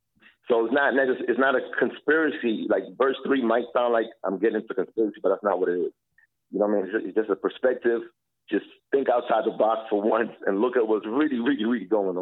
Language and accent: English; Jamaica; also born or lived in Canada / Brooklyn, United States; now in Toronto, Canada; So you got a Canadian growing up in Jamaica in elementary school, and then, you know, you adapt to that life and live that life, and from there is Brooklyn, New York.